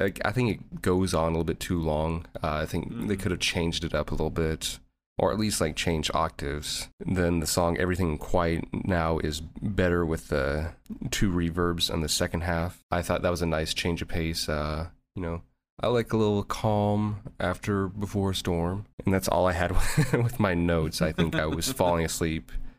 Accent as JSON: {"language": "English", "town": "Louisville", "region": "Kentucky", "country": "United States", "said": "I'm from Louisville, Kentucky."}